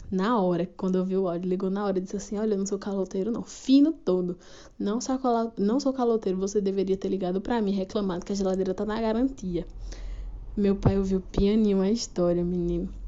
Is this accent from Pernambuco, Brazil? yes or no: no; Sergipe, Brazil; sou aqui do Reinado de Sergipe.